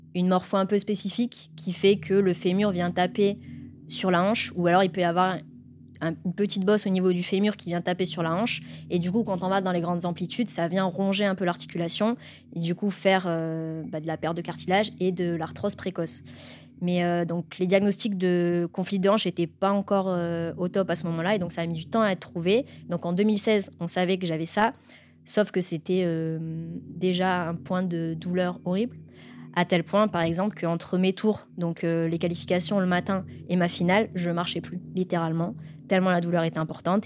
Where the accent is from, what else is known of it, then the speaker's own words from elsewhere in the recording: Var, Provence-Alpes-Côte d'Azur, France; je suis originaire du Var, donc dans un petit village euh, du centre Var